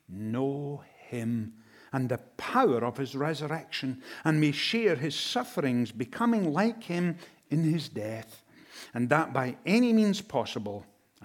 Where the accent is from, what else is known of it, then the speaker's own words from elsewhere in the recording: Inverness, Scotland, United Kingdom; now in United States; I come from Inverness in Scotland, and we have lived in the United States since 2007.